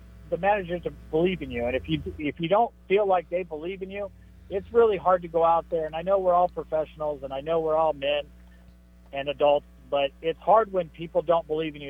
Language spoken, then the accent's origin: English; San Diego, California, United States; I was born in San Diego, so I kind of feel like San Diego is home to me too